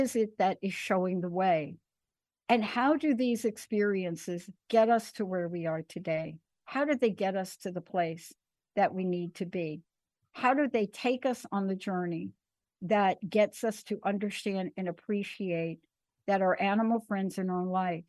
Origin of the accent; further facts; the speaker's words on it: New York City, New York, United States; I grew up in New York